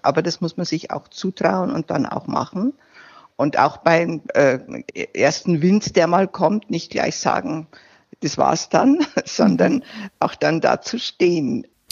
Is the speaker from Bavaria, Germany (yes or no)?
yes; Landkreis Regen, Bavarian Forest, Germany; zu Hause in meiner Heimat, äh, als ich als CSU-Kreisvorsitzende äh, kandidierte